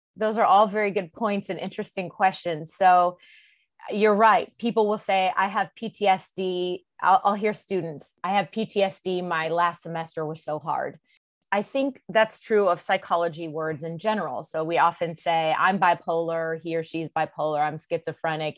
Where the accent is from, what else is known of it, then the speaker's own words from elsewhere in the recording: California, United States; moved away as an adult; also born or lived in Mississippi; I've born and raised in California, but I ended up living in Mississippi for several years.